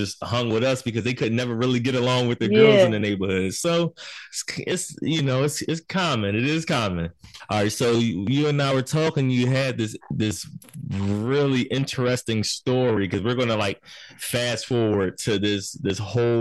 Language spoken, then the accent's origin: English; Philadelphia, Pennsylvania, United States; I'm from South Philly